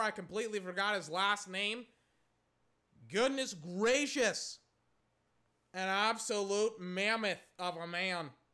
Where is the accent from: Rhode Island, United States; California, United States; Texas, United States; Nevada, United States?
Texas, United States; I'm from Texas